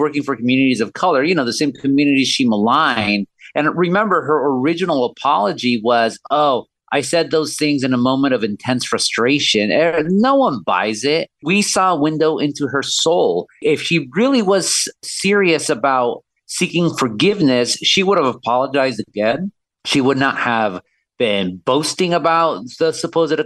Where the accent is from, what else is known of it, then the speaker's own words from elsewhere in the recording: Orange County, California, United States; I'm not from Los Angeles. I'm from Orange County. I still live there